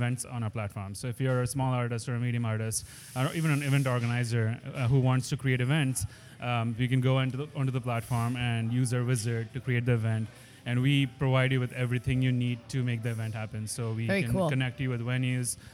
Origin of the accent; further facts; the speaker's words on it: San Francisco, California, United States; I'm from San Francisco